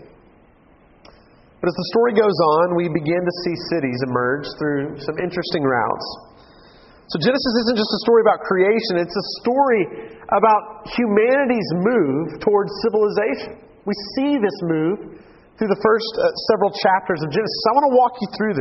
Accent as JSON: {"language": "English", "town": "Dallas", "region": "Texas", "country": "United States", "tie": "born or raised there", "also_born_or_lived": "Allen, Texas", "said": "I grew up in Dallas in my high school years"}